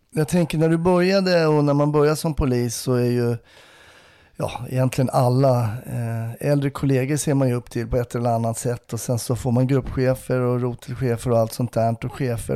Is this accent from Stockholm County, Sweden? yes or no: yes; Stockholm, Stockholm County, Sweden; Det som stockholmare